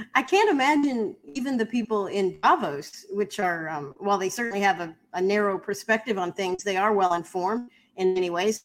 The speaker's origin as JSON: {"language": "English", "country": "United States", "said": "I'm an American"}